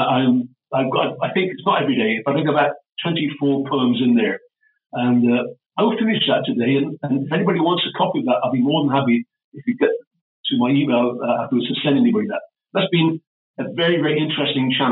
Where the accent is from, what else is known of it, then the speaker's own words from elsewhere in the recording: Welsh, Wales, United Kingdom; Being Welsh, I was cognizant, Welsh and Celtic